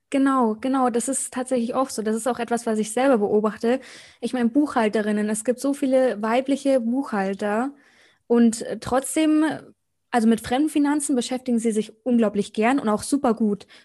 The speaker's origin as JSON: {"language": "German", "town": "Munich", "region": "Bavaria", "country": "Germany", "said": "Also ich komme aus München, ist heute mein erster Podcast."}